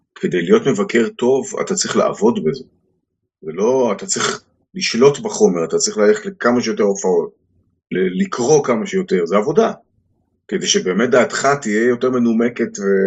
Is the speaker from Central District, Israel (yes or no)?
no; Haifa, Haifa District, Israel; אני בתור ילד בריאלי העברי בחיפה